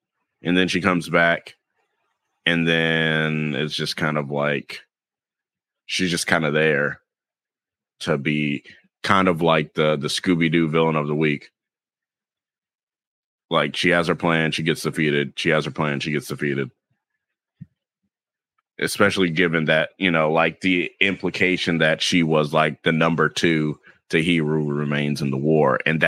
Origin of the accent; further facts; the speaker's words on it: the South, United States; accent: Southern; and my southern accent stayed where it should be.